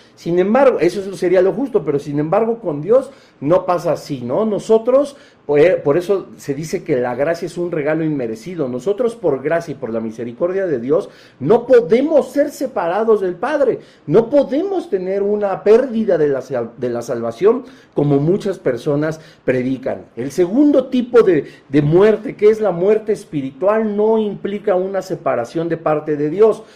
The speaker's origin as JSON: {"language": "Spanish", "country": "Mexico", "said": "como buenos mexicanos"}